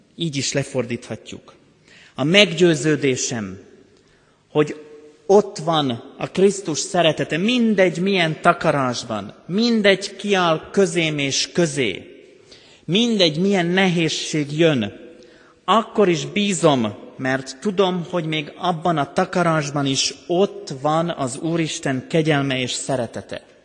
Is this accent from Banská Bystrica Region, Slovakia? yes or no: yes; Banská Bystrica Region, Slovakia; now in Hungary; Én határon túl születtem Szlovákiában.